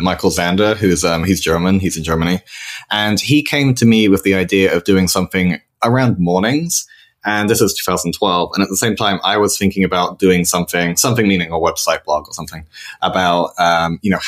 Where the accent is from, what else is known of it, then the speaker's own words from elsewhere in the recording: United Kingdom; moved away as an adult; also born or lived in London / Spain; now in San Francisco, United States; I'm British, like yourself, but I've been living here in San Francisco for about 3.5 years now